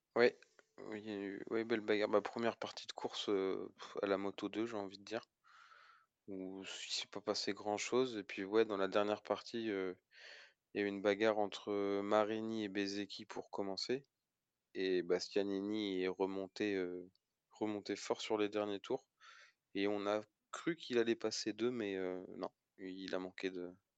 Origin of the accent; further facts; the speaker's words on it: France; en tant que Français